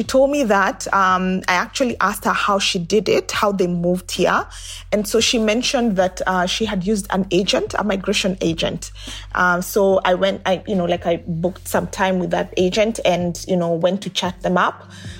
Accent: Kenya; moved away as an adult; now in Australia; I am 44. I am originally from Kenya in East Africa, and I am a communications professional. I am a mom to one and currently living in Australia.

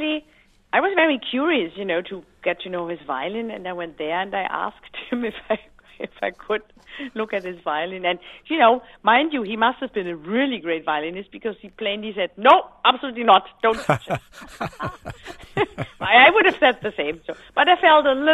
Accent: Black Forest, Baden-Württemberg, Germany; I grew up in the Black Forest pretty much being a tomboy with two older brothers

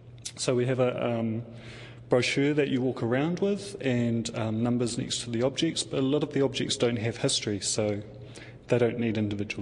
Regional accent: Auckland, New Zealand; now in Rotorua, New Zealand; I'm actually from Auckland, but I originally come from Ngāpuhi, up north

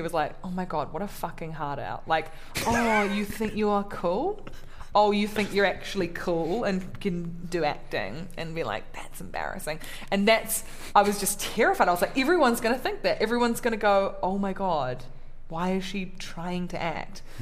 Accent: New Zealand; also born or lived in Samoa; I'm from New Zealand.

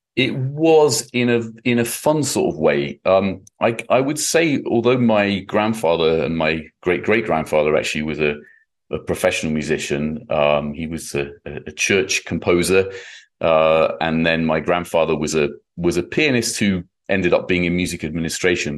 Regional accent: United Kingdom; now in United States; My own experience as a, as a Brit

